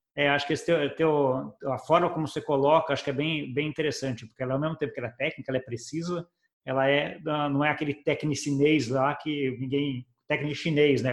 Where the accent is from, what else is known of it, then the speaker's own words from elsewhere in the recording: Brazil; eu, como brasileiro